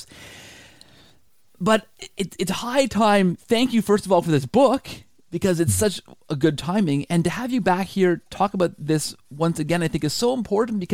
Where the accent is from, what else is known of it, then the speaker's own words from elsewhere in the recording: Canada; I'm Canadian